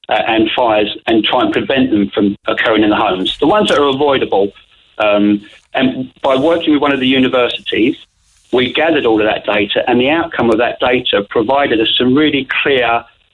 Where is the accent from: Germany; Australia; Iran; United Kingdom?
United Kingdom; England; moved away as an adult; now in Kanturk, Ireland; I'm the Englishman in Kanturk